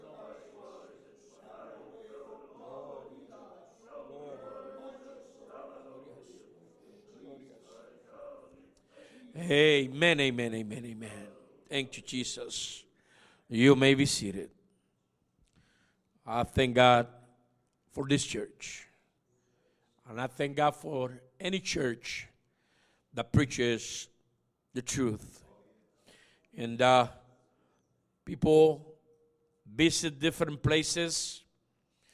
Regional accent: Puerto Rico; I was born and raised in Puerto Rico.

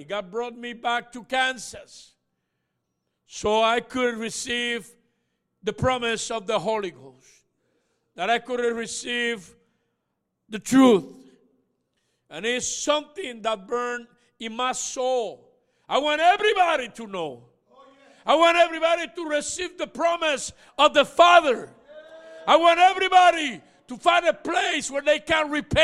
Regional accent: Puerto Rico; I was born and raised in Puerto Rico.

